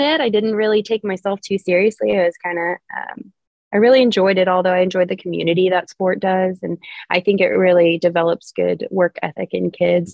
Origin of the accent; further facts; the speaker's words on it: Oklahoma City, Oklahoma, United States; I'm from here. Oklahoma City is where I've been raised. I've spent my whole life here